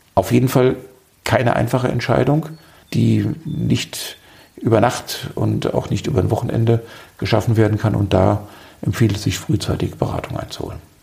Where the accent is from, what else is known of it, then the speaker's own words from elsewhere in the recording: Darmstadt, Hesse, Germany; moved away as an adult; now in Marburg, Germany; Ich stamme aus Südhessen, komme aus Darmstadt und kam zum Studium vor vielen, vielen Jahren nach Marburg